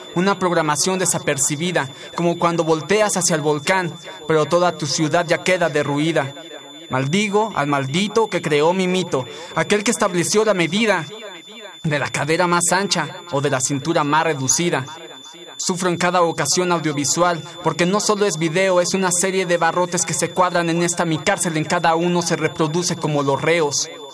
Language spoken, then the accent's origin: Spanish; Tlalnepantla, State of Mexico, Mexico; tengo 25 años, soy de Tlanepantla, Estado de México